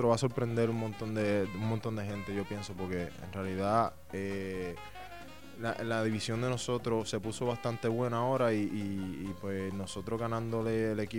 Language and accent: Spanish; San Juan, Puerto Rico; moved away as an adult; now in Detroit, United States; yo soy de Puerto Rico, eh, nací y crecí en San Juan, Puerto Rico